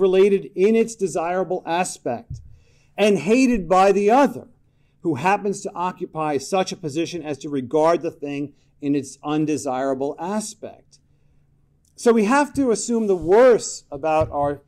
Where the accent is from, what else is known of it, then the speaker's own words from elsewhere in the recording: New York, United States; I'm from New York